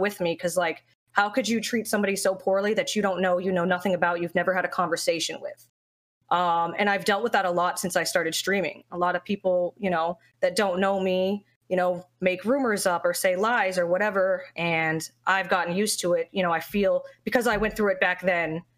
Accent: South Florida, United States; Florida. South Florida

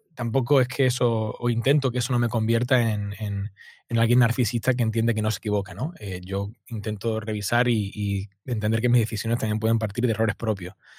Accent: Málaga, Andalusia, Spain; yo soy del sur de España, de Málaga

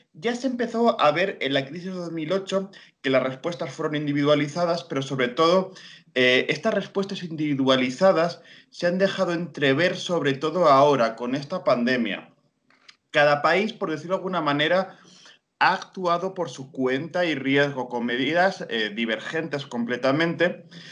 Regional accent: Guadalajara, Castilla-La Mancha, Spain; yo soy de Guadalajara, España, que lo digo, estoy en, Castilla-La Mancha

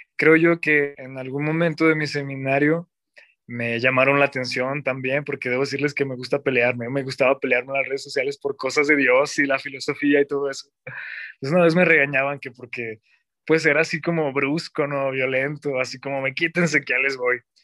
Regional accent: Zacatecas, Mexico; Soy diácono zacatecano. Soy originario de de la capital, Zacatecas.

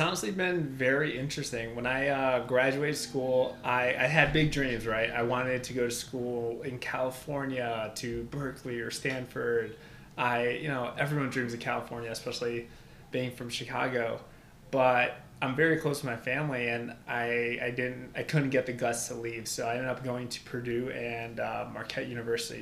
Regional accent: Albania; now in United States; I was actually born and raised in Albania. My family uh, immigrated to the U.S. when 1997

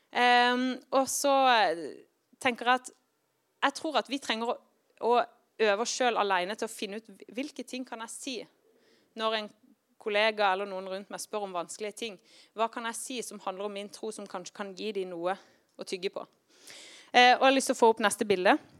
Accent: Kristiansand, Agder, Norway; now in Tromsø, Norway; Når jeg vokste opp i Kristiansand

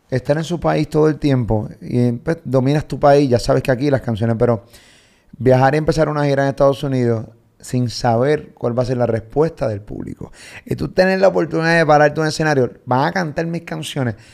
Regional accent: Medellín, Antioquia, Colombia; now in France; Yo vengo de Medellín, acá

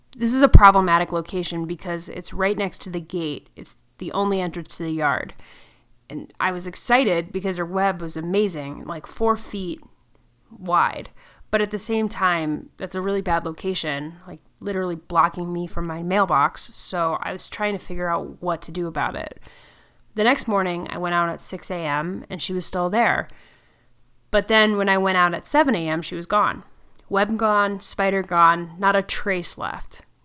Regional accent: Connecticut, United States; I was raised in Connecticut

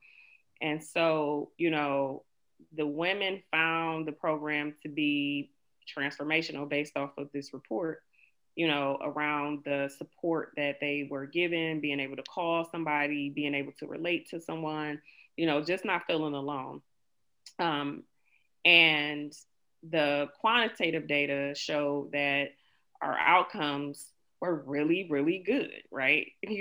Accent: Cleveland, Ohio, United States; I grew up in the Huff community, or Huff neighborhood

